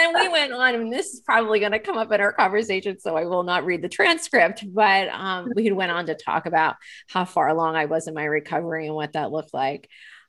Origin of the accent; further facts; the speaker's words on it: Lancaster, Pennsylvania, United States; And actually I'm from Lancaster, Pennsylvania.